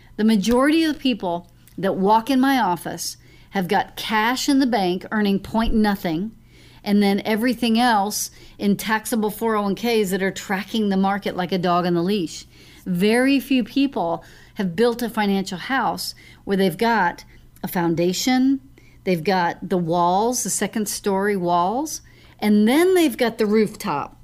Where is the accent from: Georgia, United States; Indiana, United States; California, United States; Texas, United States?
Texas, United States; Lewisville; I grew up in Louisville, Lake Dallas area